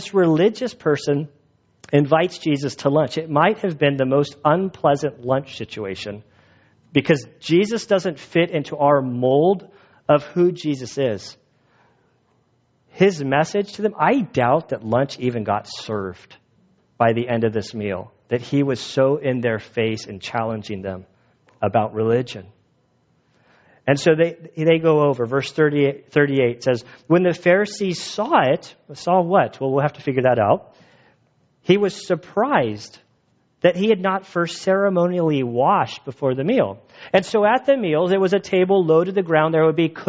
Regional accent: United States; moved away; I'm an American

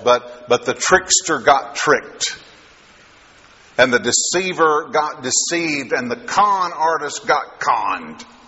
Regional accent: Kentucky, United States; now in Texas, United States; I am from from Texas now, but originally from Kentucky, and so I've been from Kentucky a lot longer than I've been from Texas

